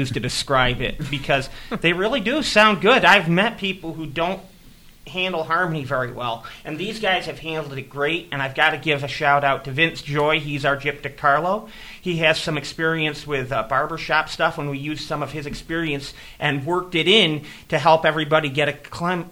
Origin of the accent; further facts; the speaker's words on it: Little Valley, New York, United States; I'm from Little Valley, so I'm closer to places like Salamanca and Bradford and Olean